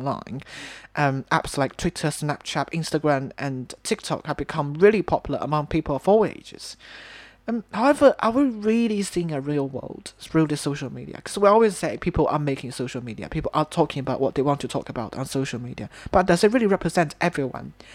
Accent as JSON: {"language": "English", "country": "China", "said": "I'm from China"}